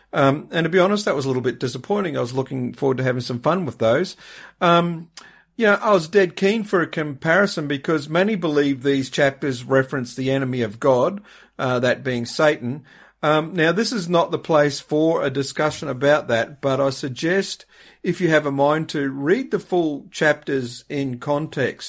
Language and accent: English; Australia; being an Aussie